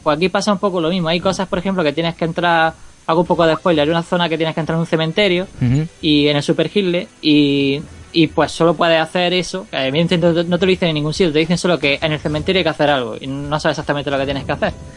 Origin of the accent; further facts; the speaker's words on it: Motril, Andalusia, Spain; Yo soy de Motril